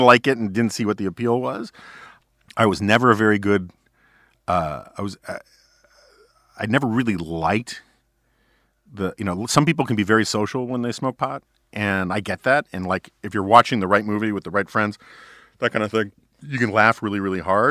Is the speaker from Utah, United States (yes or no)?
no; New York City, New York, United States; growing up in New York City on the Upper West Side